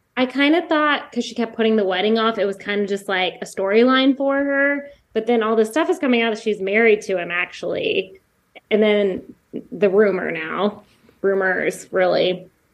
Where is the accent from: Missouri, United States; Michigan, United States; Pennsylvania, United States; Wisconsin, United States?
Missouri, United States; Jefferson City; I grew up in Jefferson City, Missouri, which has, like, no diversity